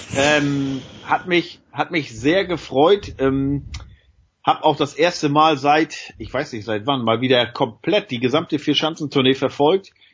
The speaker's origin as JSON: {"language": "German", "town": "Lübeck", "region": "Schleswig-Holstein", "country": "Germany", "said": "ich komme ja hier aus Großraum Lübeck, Bad Oldesloe"}